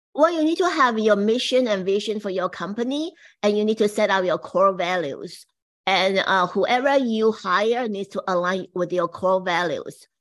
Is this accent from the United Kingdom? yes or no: no; Taiwan; now in United States; I came from Taiwan, and my mom was the very first woman brush it, say, the boutique to Taiwan in the sixties